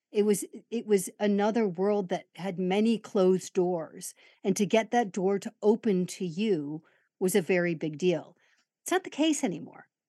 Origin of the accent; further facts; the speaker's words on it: Chicago, Illinois, United States; my grammar school in Chicago was predominantly an Irish Catholic